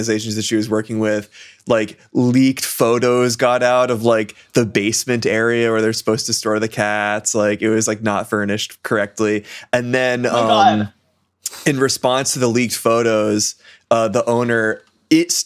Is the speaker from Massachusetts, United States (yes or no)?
yes; Massachusetts, United States; I'm from Massachusetts